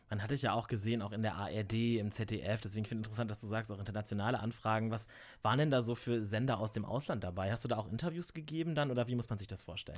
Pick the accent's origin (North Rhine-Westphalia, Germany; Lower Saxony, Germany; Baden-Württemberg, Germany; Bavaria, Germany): Lower Saxony, Germany; now in Cologne, Germany; Ich komme halt einfach auch aus Niedersachsen und nicht aus NRW, nicht aus dem Rheinland